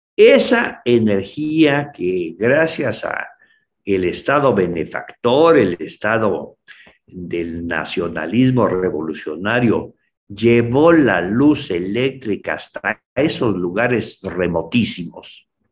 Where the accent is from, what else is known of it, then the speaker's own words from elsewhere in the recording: Mexico; las cosas de nuestro país como mexicanos